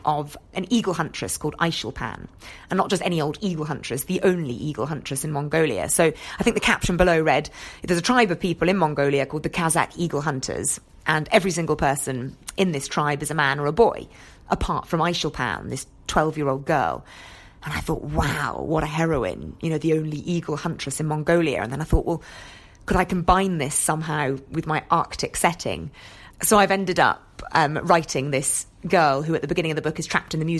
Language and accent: English; Scotland, United Kingdom; I grew up in Scotland, and my weekends were spent scrambling over the moors